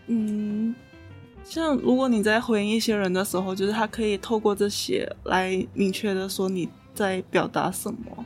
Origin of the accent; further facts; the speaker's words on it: Ipoh, Perak, Malaysia; moved away as an adult; now in Kaohsiung, Taiwan; 我家乡，就是嗯。怡保